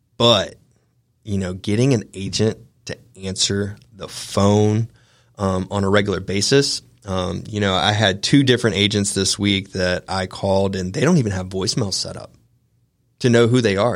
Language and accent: English; Augusta, Georgia, United States; also born or lived in Atlanta, Georgia / Big Sky, Montana; I was born and raised in Augusta, Georgia